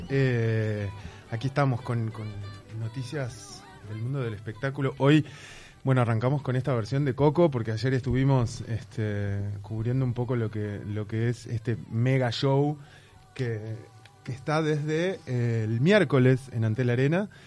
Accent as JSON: {"language": "Spanish", "country": "Uruguay"}